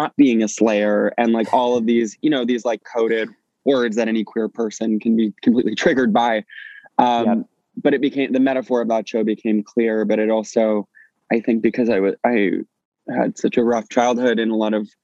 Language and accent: English; St. John's, Newfoundland and Labrador, Canada; I grew up in Newfoundland in, in St. John's